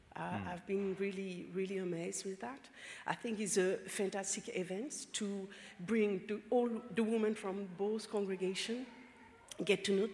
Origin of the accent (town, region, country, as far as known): Brittany, France